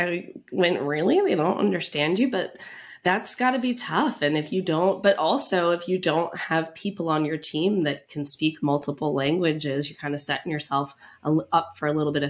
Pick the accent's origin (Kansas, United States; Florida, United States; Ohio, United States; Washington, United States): Florida, United States; West Palm Beach; moved away as an adult; now in Atlanta, United States; we're both from South Florida or the West Palm Beach area.